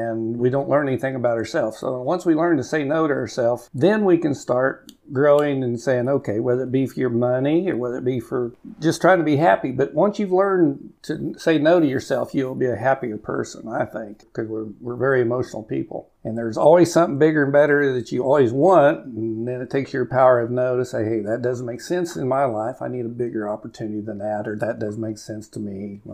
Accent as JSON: {"language": "English", "town": "Cimarron", "region": "Kansas", "country": "United States", "tie": "born or raised there", "also_born_or_lived": "Garden City, Kansas", "said": "I grew up in Cimarron, went to high school there"}